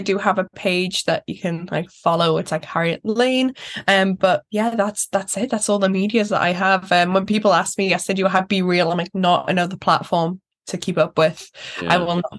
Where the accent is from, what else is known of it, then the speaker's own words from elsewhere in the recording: Newcastle, North East England, United Kingdom; I just want to hop on that plane, go away, come back, because again, I'm a Geordie girl. I love Newcastle so much.